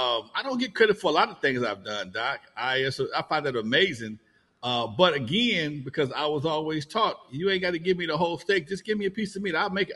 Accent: Compton, California, United States; also born or lived in Gardena; the Godfather of West Coast Hip Hop. I was born and raised in Compton.

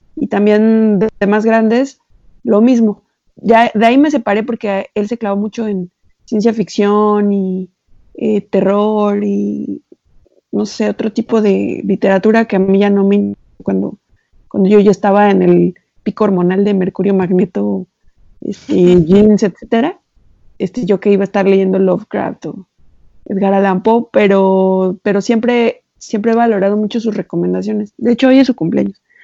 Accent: Xalapa, Veracruz, Mexico; nosotros, mi hermano y yo, crecimos en Jalapa

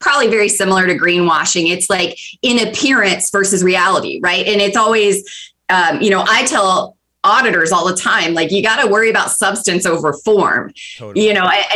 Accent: 20 miles south of Atlanta, Georgia, United States; moved away as an adult; I moved here from Georgia. I grew up 20 miles south of Atlanta.

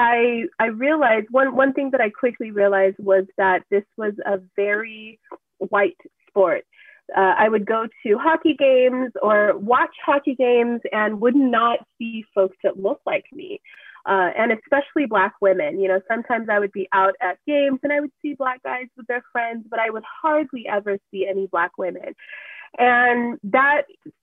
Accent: Southern California, United States; I am from Southern California

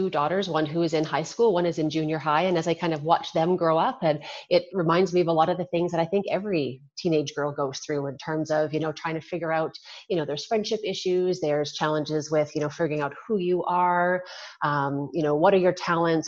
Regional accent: Regina, Saskatchewan, Canada; I was born and raised in Regina, Saskatchewan

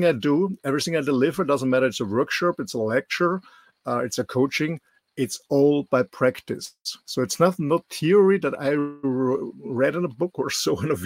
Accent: Austria; English is a second language; moved away as an adult; also born or lived in West Coast, United States / Indonesia / Mallorca, Spain; I'm born in Austria, raised in Austria, went to school here

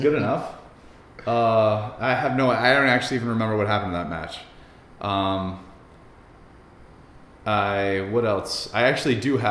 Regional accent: Poway, California, United States; we moved there when I was 9, just lived there through high school

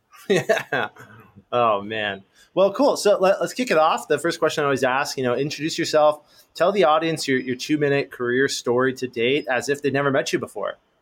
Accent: Los Angeles, California, United States; i grew up in los angeles born and raised

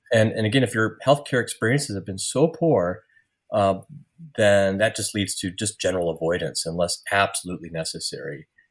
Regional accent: Iowa, United States; also born or lived in Marquette, Michigan; I returned to my hometown in Iowa to start my medical career

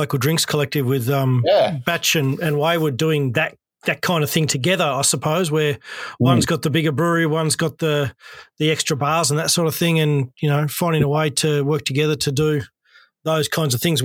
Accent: Hobart, Tasmania, Australia; growing up in Hobart and not leaving

